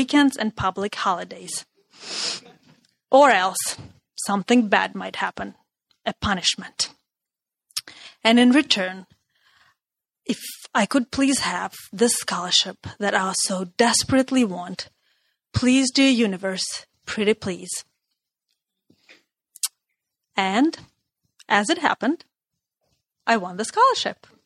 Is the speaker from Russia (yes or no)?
yes; Russia; moved away; Growing up in Russia